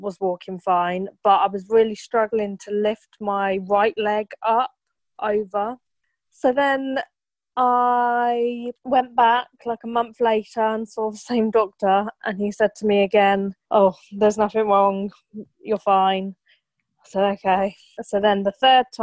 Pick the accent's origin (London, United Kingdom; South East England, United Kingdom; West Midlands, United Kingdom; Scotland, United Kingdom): South East England, United Kingdom; Milton Keynes; I'm from Milton Keynes